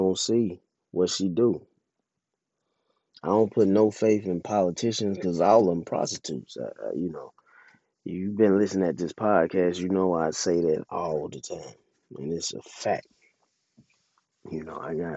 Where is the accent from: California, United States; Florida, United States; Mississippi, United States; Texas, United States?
Mississippi, United States; my home state, Mississippi